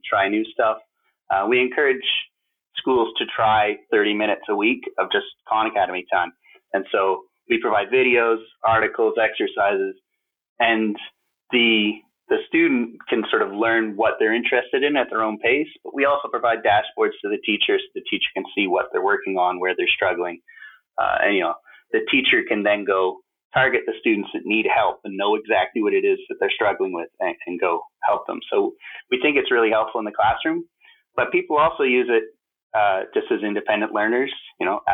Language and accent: English; Calgary, Alberta, Canada; also born or lived in Toronto / Silicon Valley; now in Calgary, Canada; I grew up in Calgary